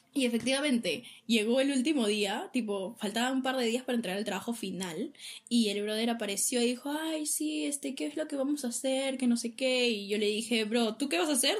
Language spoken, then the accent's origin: Spanish; Peru; éramos cinco peruanos